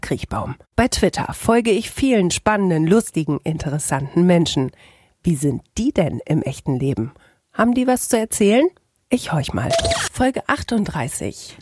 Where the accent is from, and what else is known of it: Bielefeld, North Rhine-Westphalia, Germany